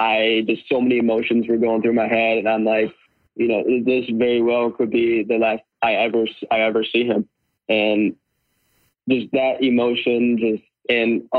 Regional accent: Michigan, United States; I'm from Michigan

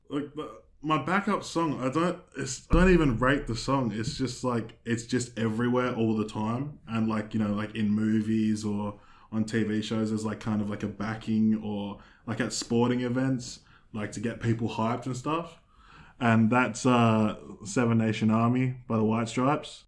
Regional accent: Australia; we're not American, we're Australian

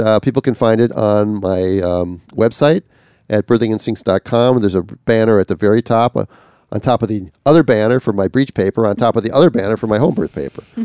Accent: Minnesota, United States; I'm from Minnesota

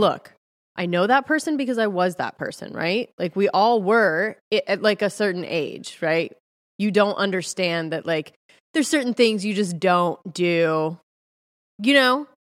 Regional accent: California, United States; moved away; also born or lived in Texas; I was from California.

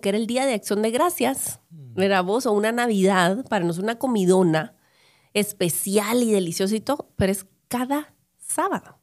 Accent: Guatemala; yo creciendo en Guatemala en los 70s, 80s, 90s

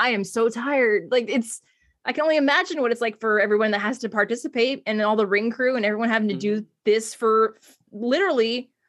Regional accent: United States; I'm American.

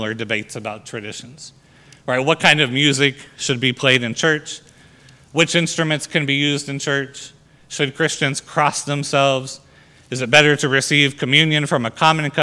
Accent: United States; our freedom as Americans

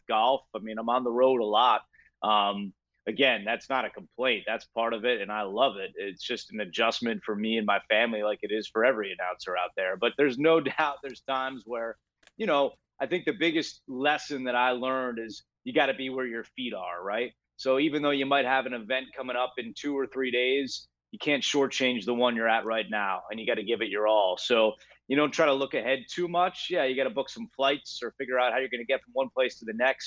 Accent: Northeast, United States; growing up in the Northeast, you know, watching football every Sunday with my family

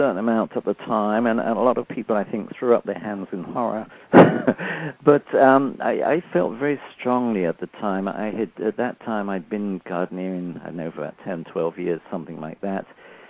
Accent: England, United Kingdom; moved away; Now, since I came from England, I thought, okay, what sort of a basis do I want for that? I thought, okay, coming from England, and perhaps a Saxon background would be good.

